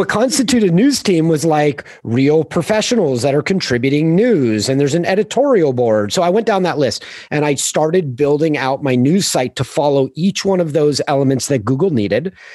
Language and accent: English; Manhattan Beach, California, United States; I grew up in Manhattan Beach, Hermosa Beach, Southern California, just south of L